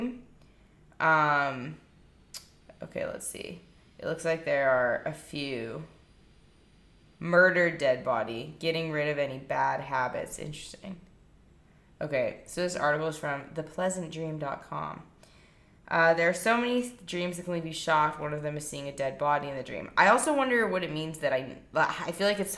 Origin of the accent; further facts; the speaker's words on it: Nevada, United States; I'm from Nevada